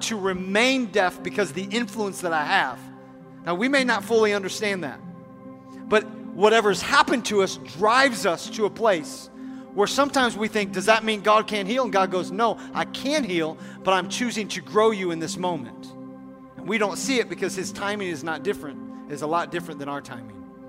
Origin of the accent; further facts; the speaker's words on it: United States; as American people